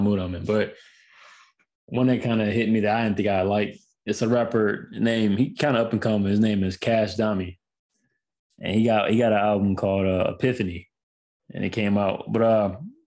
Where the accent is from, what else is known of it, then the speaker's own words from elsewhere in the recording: Houston, Texas, United States; I'm from Houston